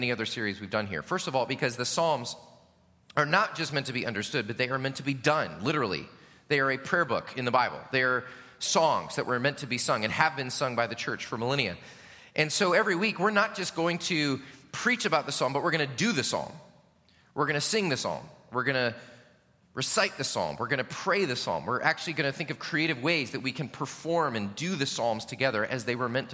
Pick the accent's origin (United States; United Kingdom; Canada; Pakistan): United States; especially as American Christians